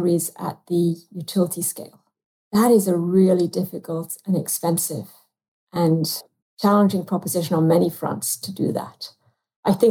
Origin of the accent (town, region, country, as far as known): United Kingdom; accent: British; now in United States